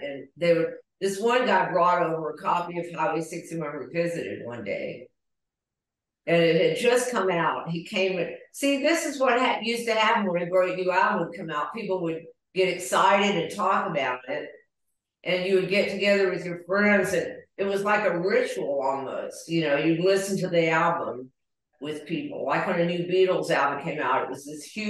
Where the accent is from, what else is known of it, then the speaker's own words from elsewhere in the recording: the South, United States; we're both from the South